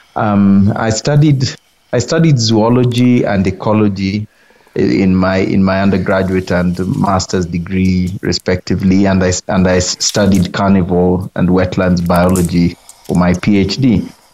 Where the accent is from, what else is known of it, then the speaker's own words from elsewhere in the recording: Kenya; I'm a Kenyan conservationist